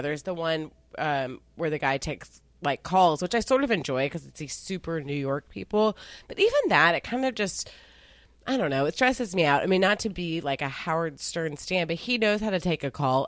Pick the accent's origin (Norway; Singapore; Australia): Singapore; I'm Singaporean